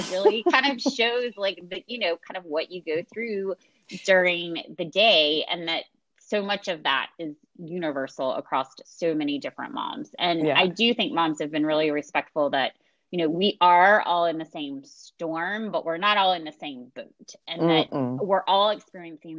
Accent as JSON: {"language": "English", "town": "Washington", "region": "North Carolina", "country": "United States", "tie": "born or raised there", "also_born_or_lived": "Chapel Hill, North Carolina", "moved": "as an adult", "lives_now": "Atlanta, United States", "said": "I grew up in Little Washington in North Carolina"}